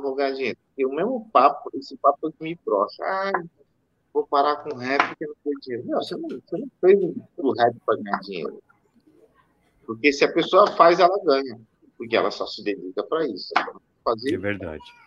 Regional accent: Brazil; nós somos brasileiros

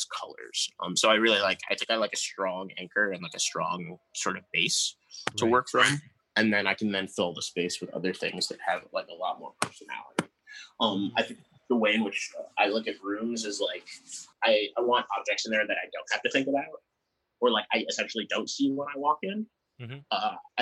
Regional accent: New York, United States; moved away; also born or lived in Detroit; I grew up in New York

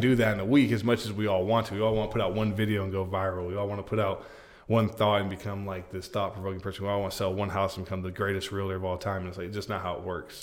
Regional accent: Polk County, Florida, United States; I'm from Polk

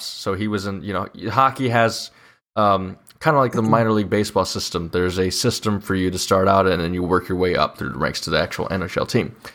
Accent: Illinois, United States; I'm from Illinois

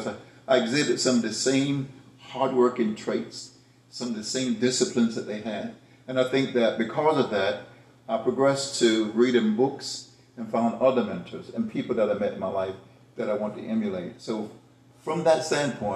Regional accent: the South, United States; I was raised in the South

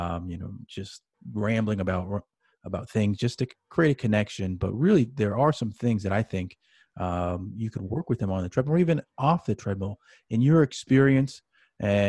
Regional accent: Manhattan Beach, California, United States; I grew up in Manhattan Beach, California

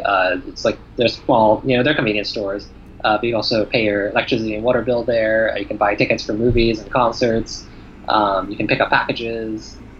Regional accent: New York, United States; moved away as an adult; now in Taiwan; growing up in the United States, my reading and writing skills were not actually great in Mandarin or in Chinese

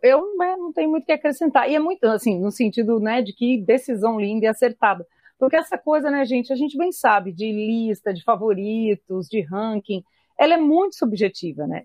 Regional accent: São Paulo, Brazil; eu que sou de São Paulo, paulistana

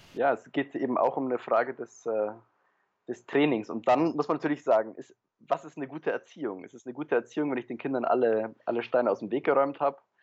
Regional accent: Germany; also born or lived in Poland / Paris, France / Berlin, Germany; ich bin in Polen geboren, bin dann mit drei Jahren nach Deutschland ähm, ausgewandert sozusagen mit meinen Eltern, habe dann vor allem in Deutschland studiert

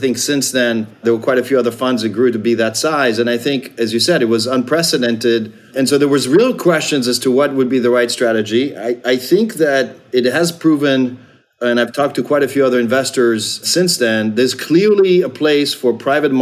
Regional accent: Israel; moved away as an adult; now in United States; I grew up in Israel and moved to the States to get a scholarship

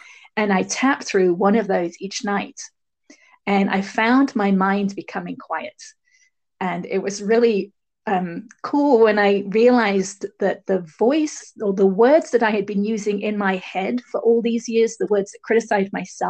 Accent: England, United Kingdom; also born or lived in Barbados / Sierra Leone / Hong Kong / Bahrain; I grew up in England, but I also lived in several other countries. I lived in Barbados for a little while, and then Sierra Leone in West Africa, and then in Hong Kong, and then in Bahrain.

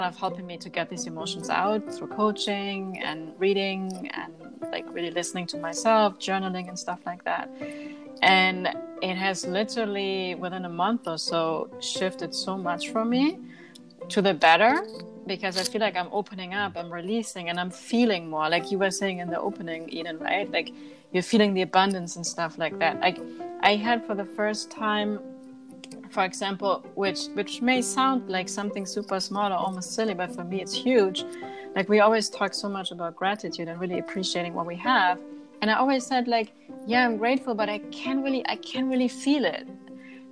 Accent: Germany; moved away; I grew up in Germany eating organic foods

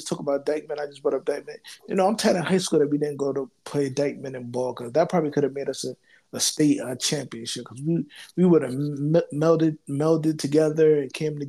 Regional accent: New York, United States; moved away; because I'm from New York

